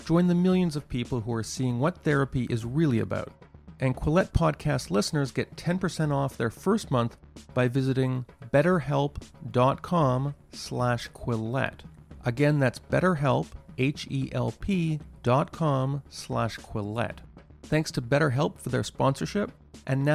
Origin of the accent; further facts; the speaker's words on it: Montreal, Quebec, Canada; in Montreal, my hometown